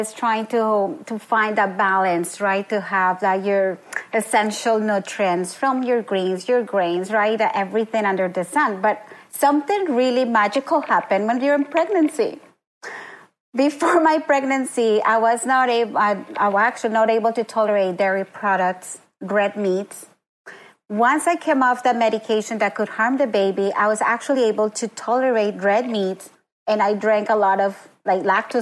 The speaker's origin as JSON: {"language": "English", "country": "Colombia", "tie": "born or raised there", "moved": "yes", "lives_now": "Oshawa, Canada", "said": "I grew up in Colombia"}